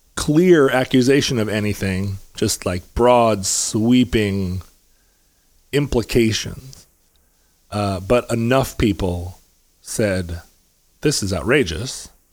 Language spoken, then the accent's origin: English; Anchorage, Alaska, United States; also born or lived in Seattle, Washington; I was born in Seattle, but I grew up in Anchorage